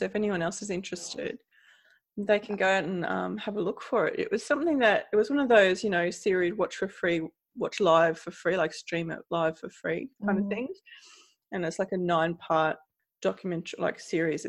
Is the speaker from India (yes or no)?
no; Australia; I'm Australian